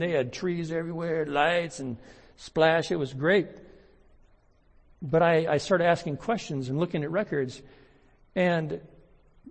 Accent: United States; I'm an American

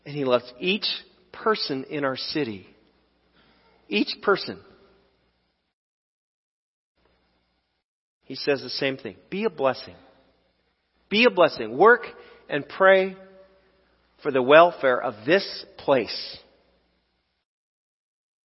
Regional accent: United States; as American Christians

